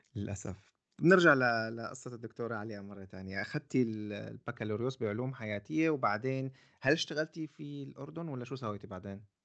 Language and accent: Arabic; Syria; عندنا في سوريا